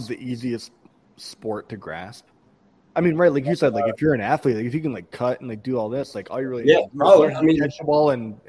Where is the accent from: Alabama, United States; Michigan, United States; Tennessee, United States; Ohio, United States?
Michigan, United States; Ann Arbor; I'm an Ann Arbor guy, but I appreciate that. I'll take that as a compliment. No, born and raised in Ann Arbor.